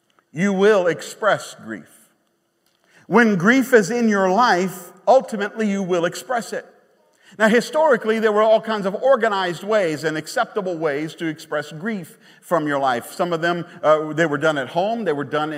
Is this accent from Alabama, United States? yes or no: no; Baton Rouge, Louisiana, United States; moved away; We're from Baton Rouge